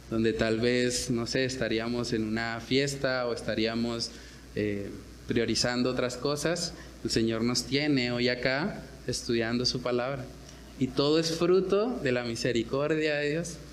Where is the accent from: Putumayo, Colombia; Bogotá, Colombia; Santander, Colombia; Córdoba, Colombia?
Santander, Colombia; porque yo no me la dejo montar porque yo soy santandereano y porque a mí el que me la hace me la paga